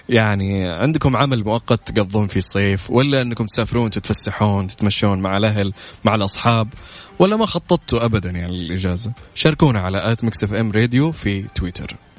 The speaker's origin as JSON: {"language": "Arabic", "country": "Saudi Arabia", "said": "عندنا في المملكه هنا"}